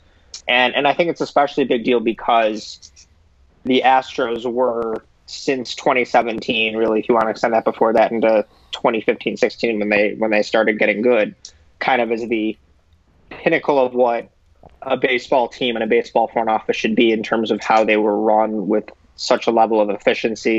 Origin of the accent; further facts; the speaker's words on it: Chicago, Illinois, United States; now in Oxford, United States; I've grown up a Cubs fan and I'm from Chicago